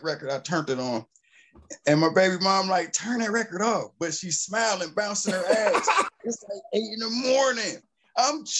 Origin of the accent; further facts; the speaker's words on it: Pittsburgh, Pennsylvania, United States; moved away; also born or lived in the South; I'm from Pittsburgh, Pennsylvania